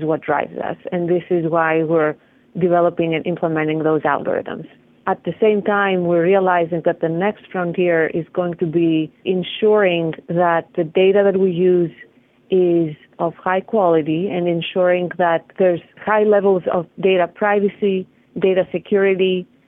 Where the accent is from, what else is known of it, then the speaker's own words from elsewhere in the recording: Greece; moved away; I'm from Greece